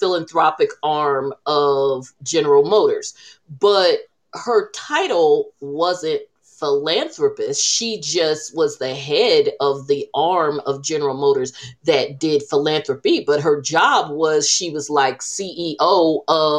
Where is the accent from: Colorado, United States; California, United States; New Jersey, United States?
New Jersey, United States; when people ask us where we're from, we say Jersey, and they say what exit.